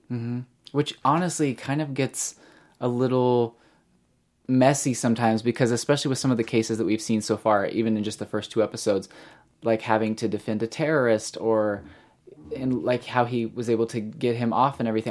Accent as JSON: {"language": "English", "town": "Springfield", "region": "Missouri", "country": "United States", "said": "I'm actually from Springfield, Missouri"}